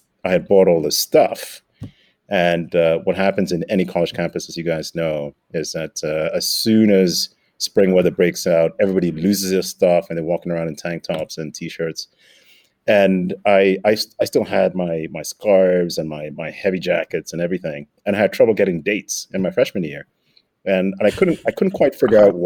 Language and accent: English; Nairobi, Kenya; moved away as an adult; I grew up in Nairobi, Kenya. Spent all of my primary high schooling in Nairobi